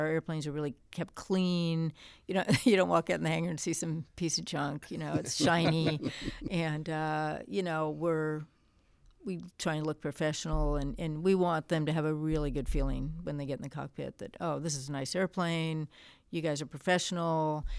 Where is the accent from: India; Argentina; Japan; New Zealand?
Japan; growing up in Japan from a young age, it was pretty unusual to see this American kid running around the streets. And we had a lot of freedom there because it's very, very safe. So I was taking public transportation, from the age of 10.